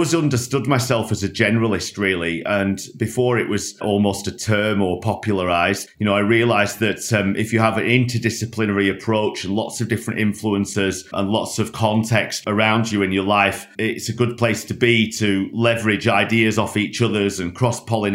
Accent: Lancashire, North West England, United Kingdom; moved away; I grew up in Lancashire in a small working class town just north of Manchester

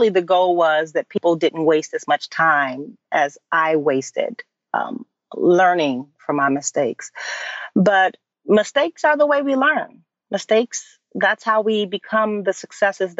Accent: Chicago, Illinois, United States; moved away as an adult; also born or lived in New York; I transitioned into producing for the stage in Chicago, which is my hometown.

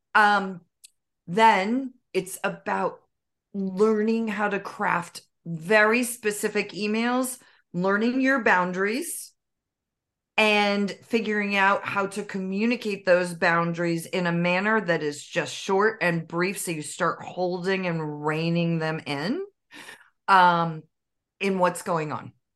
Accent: Northern California, United States; I was raised in Northern California

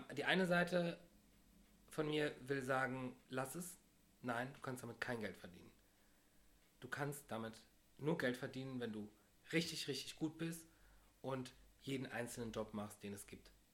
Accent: Düren, North Rhine-Westphalia, Germany; now in Cologne, Germany; Ich komme aus Düren

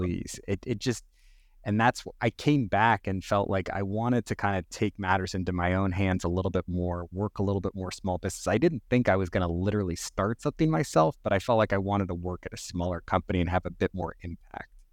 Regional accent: Northern California, United States; also born or lived in New York City; We ended up moving to Northern California when I was very young

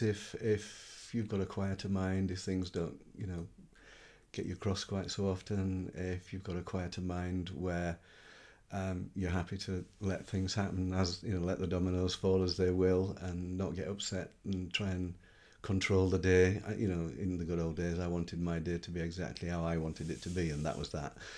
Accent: Yorkshire and the Humber, United Kingdom; I'm a Yorkshireman, so I live in the north of England. I lived there for all of 50 years

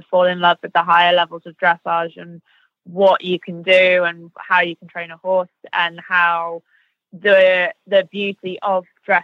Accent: United Kingdom; we're British

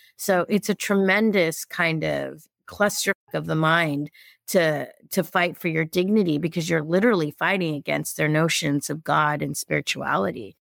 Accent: Los Angeles, California, United States; I was born in East L

